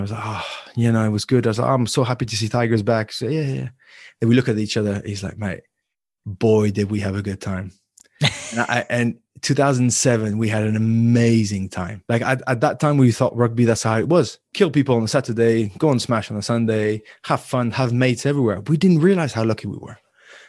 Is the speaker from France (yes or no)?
yes; Paris, Île-de-France, France; born there; I was born in Paris. I would answer Paris, but in total, I lived 4 or 5 years of my life in Paris.